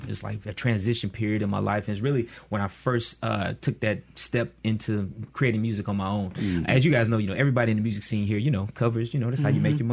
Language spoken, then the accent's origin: English; West Point, Mississippi, United States; born or raised there; also born or lived in Baton Rouge, Louisiana / Jackson, Mississippi